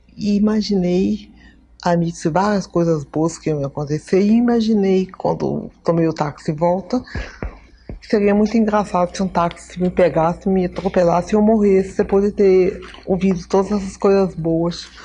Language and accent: Portuguese; Recife, Pernambuco, Brazil; Eu morei em Recife, eu morei no Nordeste, eu me criei no Nordeste.